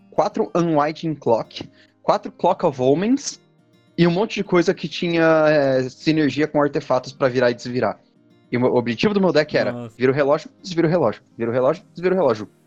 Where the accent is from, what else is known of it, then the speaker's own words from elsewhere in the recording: Minas Gerais, Brazil; now in São Paulo, Brazil; eu sou uma, um mineiro, de alguma forma eu vim de Minas Gerais, muito embora eu moro em São Paulo há 18 anos